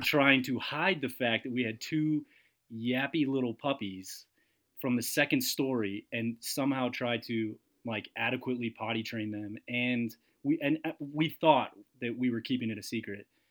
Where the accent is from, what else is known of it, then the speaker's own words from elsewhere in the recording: Massachusetts, United States; my good friend uh, Mike that I grew up with in in Massachusetts